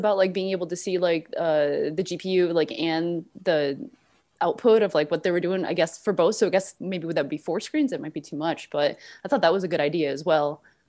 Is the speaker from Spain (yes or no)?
yes; Spain; I'm from Spain.